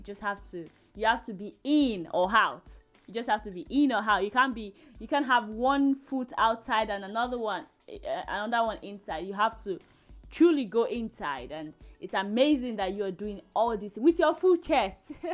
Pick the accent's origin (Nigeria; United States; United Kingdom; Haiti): Nigeria; I am a Nigerian lady